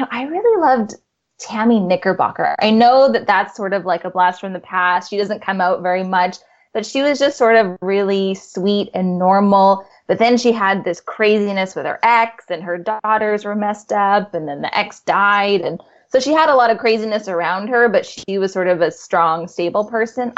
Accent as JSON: {"language": "English", "town": "Vancouver", "region": "British Columbia", "country": "Canada", "tie": "born or raised there", "said": "I am born and raised in Vancouver"}